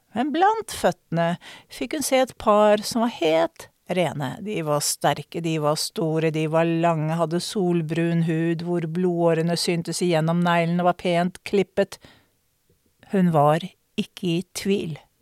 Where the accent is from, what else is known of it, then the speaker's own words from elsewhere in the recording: Norway; jeg som nordmann